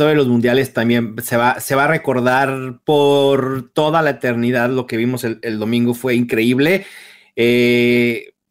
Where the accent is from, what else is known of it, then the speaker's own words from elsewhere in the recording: Brazil; yo como brasileño